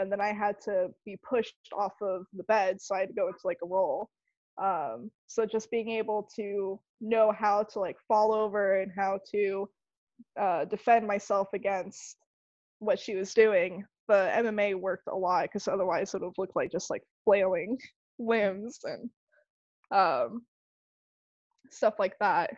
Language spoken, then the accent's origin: English; Arizona, United States; also born or lived in Tampa, Florida; now in Clearwater, United States; originally I'm from Tampa. Grew up in Arizona, and now I'm in Clearwater